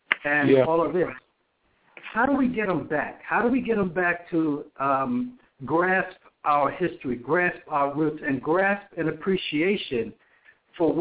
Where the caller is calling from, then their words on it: Atlanta, Georgia, United States; I'm calling from Atlanta, Georgia